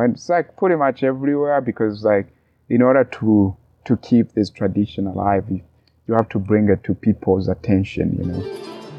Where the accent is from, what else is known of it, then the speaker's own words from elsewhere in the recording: Tanzania; moved away; also born or lived in Burundi; I was born and grew up in Tanzania, but I'm native to Burundi.